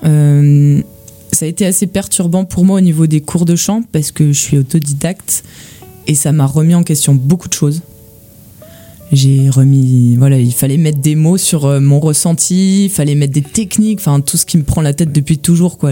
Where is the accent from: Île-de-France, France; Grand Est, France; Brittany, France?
Grand Est, France; Gérardmer; also born or lived in Nancy; je viens de, des Vosges. Je viens de Gérardmer.